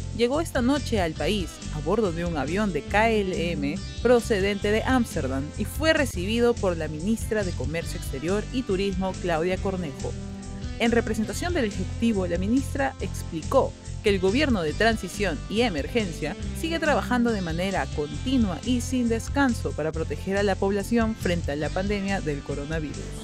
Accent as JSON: {"language": "Spanish", "country": "Peru", "said": "Somos peruanos"}